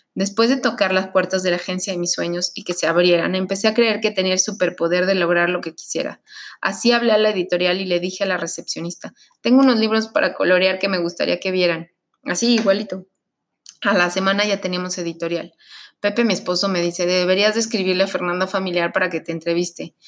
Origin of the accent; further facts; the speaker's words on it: Mexico; Como mexicanos